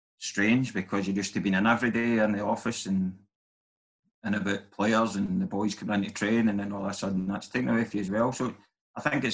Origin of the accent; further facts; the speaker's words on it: Kilwinning, Scotland, United Kingdom; I grew up in Kilwinning.